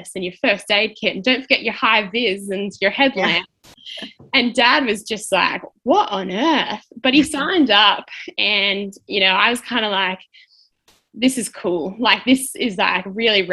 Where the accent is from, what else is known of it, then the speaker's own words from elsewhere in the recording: Melbourne, Victoria, Australia; also born or lived in Diamond Creek, Victoria; I'm from Melbourne, Australia